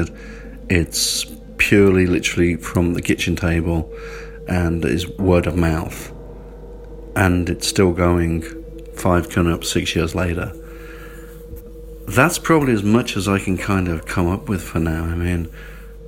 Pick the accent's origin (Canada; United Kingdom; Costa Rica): United Kingdom; England; I sort of grew up, you know, being obviously English